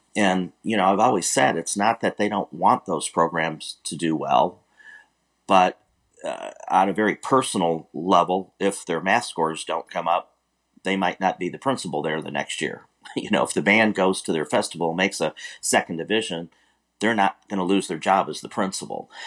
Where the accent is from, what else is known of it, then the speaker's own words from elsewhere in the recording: Warren, Michigan, United States; moved away as an adult; now in Houston, United States; I grew up in Warren, Michigan